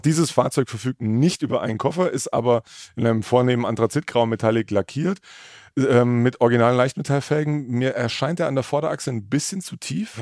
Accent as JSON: {"language": "German", "area": "Mittleres Taubertal", "region": "Baden-Württemberg", "country": "Germany", "tie": "born or raised there", "said": "irgendwie bin ich da in der Region groß geworden"}